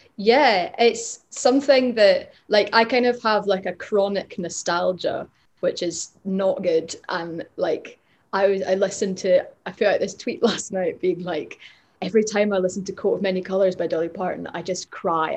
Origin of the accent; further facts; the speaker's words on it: Glasgow, Scotland, United Kingdom; I grew up in Glasgow